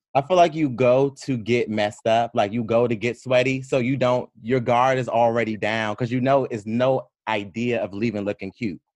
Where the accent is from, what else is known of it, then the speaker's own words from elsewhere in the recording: Prince George's County, Maryland, United States; I'm from actually Prince George's County